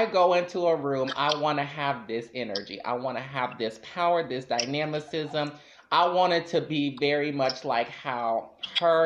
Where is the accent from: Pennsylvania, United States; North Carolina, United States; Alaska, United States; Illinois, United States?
Illinois, United States; Chicago; I'm from the West Side